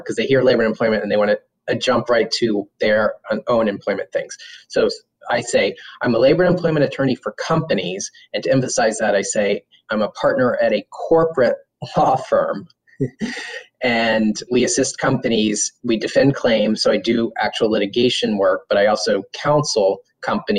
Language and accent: English; Orlando, Florida, United States; also born or lived in Gainesville, Florida / Washington, D.C. / Durham, North Carolina; now in Miami, United States; I was born in Orlando, Florida, just before the mouse opened his house there. So grew up in a city that grew around me.